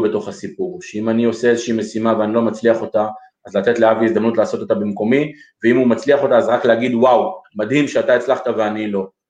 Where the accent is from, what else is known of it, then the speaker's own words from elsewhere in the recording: Lod, Central District, Israel; נולדנו והתחנכנו בעיר לוד